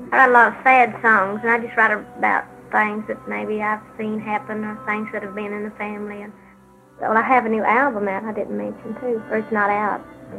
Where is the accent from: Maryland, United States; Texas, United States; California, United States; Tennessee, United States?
Tennessee, United States; Sevierville; born there; I was born on January the 19th in 1946 in Sevier County. It's Sevierville, Tennessee. It's a little town between Knoxville, Tennessee and Gatlinburg, Tennessee.